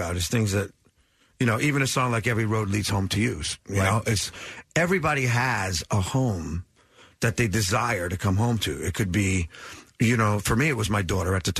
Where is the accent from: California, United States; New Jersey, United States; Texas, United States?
New Jersey, United States; our blue collar, you know, growing up in New Jersey